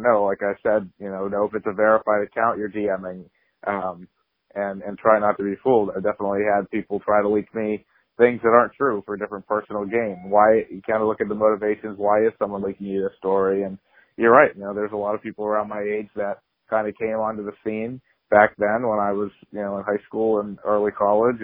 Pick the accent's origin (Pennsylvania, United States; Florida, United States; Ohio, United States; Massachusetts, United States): Massachusetts, United States; Central; growing up in Central Massachusetts